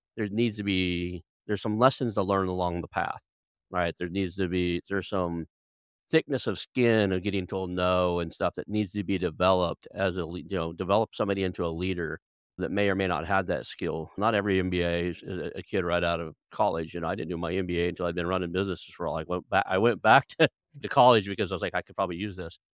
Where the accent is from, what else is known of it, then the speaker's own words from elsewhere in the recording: United States; growing up in the United States